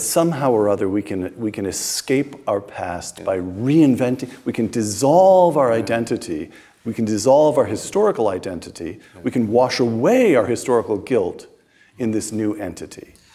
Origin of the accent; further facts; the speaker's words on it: United States; I'm speaking as an American